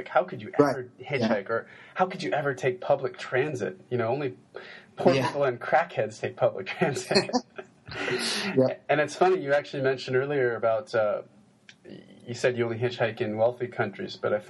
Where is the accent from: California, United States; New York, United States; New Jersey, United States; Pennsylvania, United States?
California, United States; I'm from California.